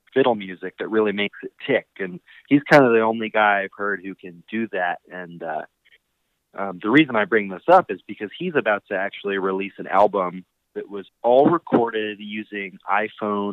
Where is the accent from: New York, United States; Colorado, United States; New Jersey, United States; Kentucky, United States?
Colorado, United States; growing up in Colorado, you know, I was lucky enough to get to go to a lot of great bluegrass festivals